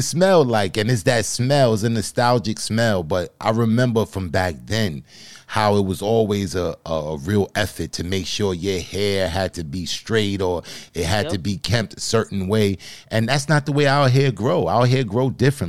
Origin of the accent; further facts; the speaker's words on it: New York, United States; me being from New York